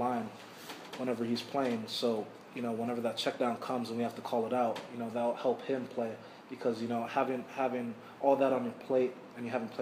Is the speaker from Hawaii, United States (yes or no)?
yes; Hawaii, United States; moved away; I'm from Hawaii